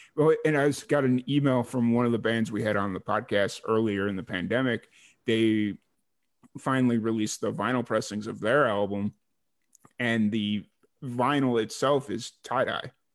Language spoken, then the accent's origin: English; Chicago, Illinois, United States; moved away as an adult; originally I'm from Chicago